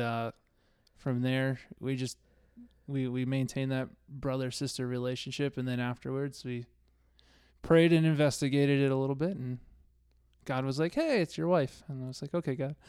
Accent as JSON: {"language": "English", "region": "East Coast", "country": "United States", "tie": "born or raised there", "moved": "yes", "said": "I grew up on the East Coast."}